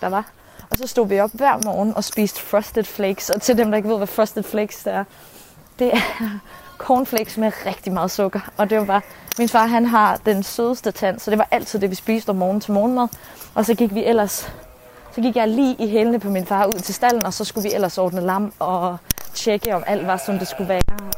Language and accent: Danish; Fjelde, Zealand, Denmark; Så vi boede i Fjelle.